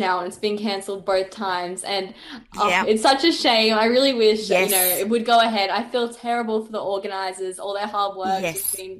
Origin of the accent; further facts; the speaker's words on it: Gold Coast, Queensland, Australia; also born or lived in Brisbane; I was born in Brisbane. I've lived in the Gold Coast my entire life. Mm. And all my family's here, and I love it. I love it here so much.